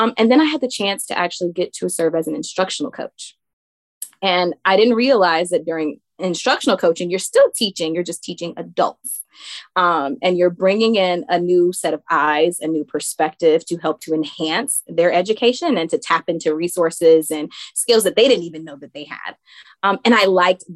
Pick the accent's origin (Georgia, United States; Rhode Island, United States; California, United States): Georgia, United States; Savannah; I'm from Savannah, Georgia